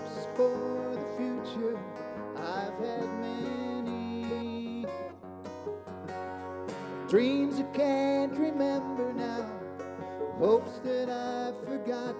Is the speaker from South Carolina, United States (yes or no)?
no; Illinois, United States; We are these guys from Illinois